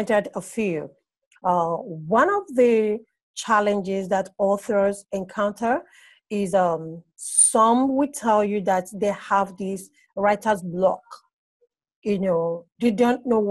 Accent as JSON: {"language": "English", "region": "Abia", "country": "Nigeria", "also_born_or_lived": "Port Harcourt, Nigeria", "moved": "yes", "lives_now": "Lagos, Nigeria", "said": "I'm from Abe State in Nigeria. But presently, I stay in Lagos, Nigeria"}